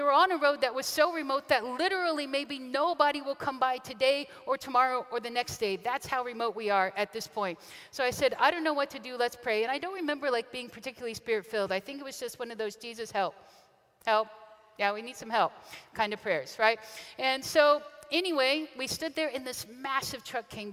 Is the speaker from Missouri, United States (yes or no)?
yes; Kansas City, Missouri, United States; moved away as an adult; also born or lived in Western China; a kid from Kansas City grew up and moved 12 time zones away